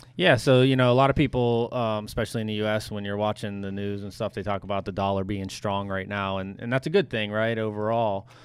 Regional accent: United States; as an American

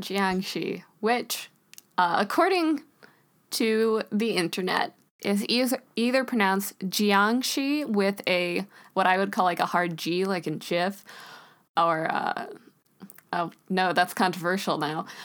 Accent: United States; we're both from the States

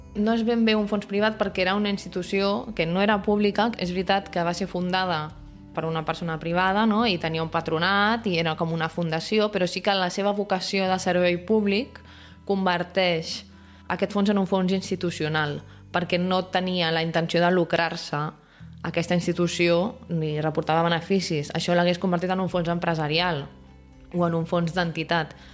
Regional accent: Barcelona, Catalonia, Spain; com a barcelonins

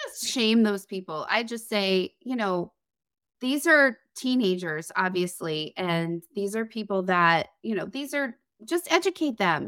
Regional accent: Connecticut, United States; moved away; I'm originally from Connecticut.

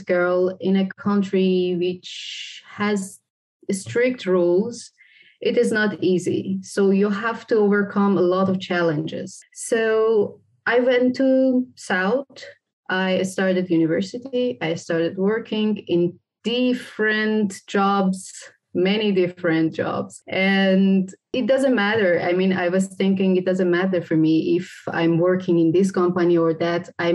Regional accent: Caspian Sea area, northern Iran, Iran; moved away as an adult; I was born in the north part of Iran, around Caspian Sea. And I grew up there and I studied there.

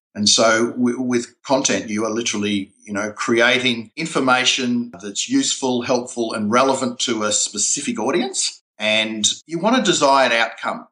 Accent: Melbourne, Victoria, Australia; my hometown, Melbourne

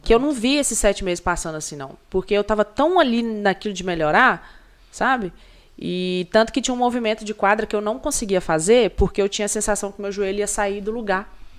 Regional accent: Brazil; eu sou brasileira

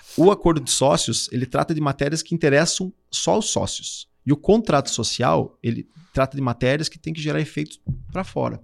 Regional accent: Curitibanos, Santa Catarina, Brazil; moved away as an adult; now in Florianópolis, Brazil; sou natural do Curitibano, sou catarinense

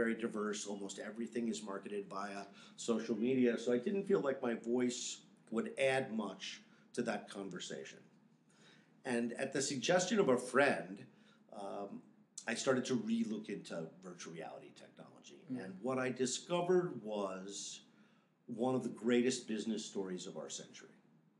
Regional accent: New York, United States; moved away as an adult; also born or lived in Chicago / Los Angeles; I grew up in New York

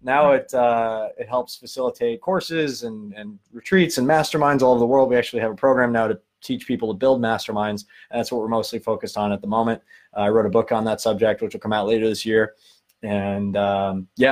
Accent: Long Island, New York, United States; accent: Long Island; now in California, United States; I'm a kid from Long Island. You can tell by the accent. I live in California now

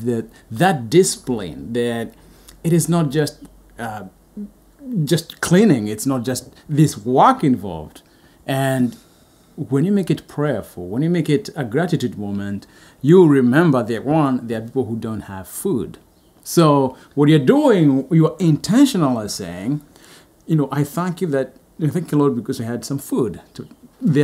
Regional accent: Kenya; moved away; I'm from Kenya

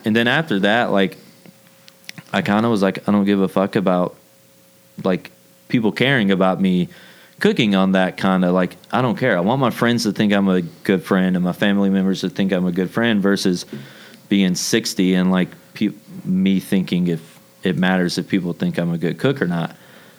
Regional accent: the South, United States; I was raised in the South. Like, that's all we do in the South is talk behind people's backs.

